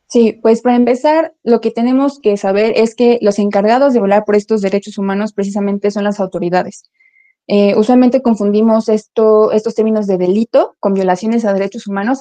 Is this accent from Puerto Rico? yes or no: no; Mexico; nosotros como ciudadanos, como sociedad mexicana